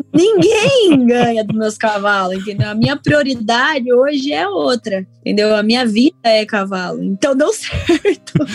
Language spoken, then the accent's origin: Portuguese; Chapecó, Santa Catarina, Brazil; moved away; eu nasci em 1991, lá em Chapecó, Santa Catarina.